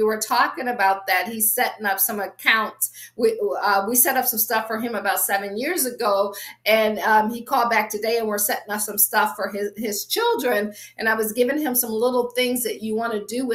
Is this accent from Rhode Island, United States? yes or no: no; Akron, Ohio, United States; moved away as an adult; also born or lived in Washington, D.C. area / Baltimore / Boston / Pittsburgh; I'm from Akron, grew up, I always say, shy, sheltered, and in church basically 6 days a week